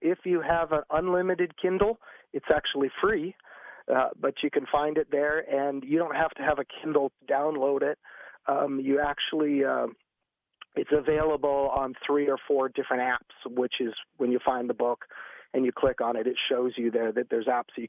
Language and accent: English; Quebec, Canada; You know, I'm from French Canada, so yeah, that's what it is.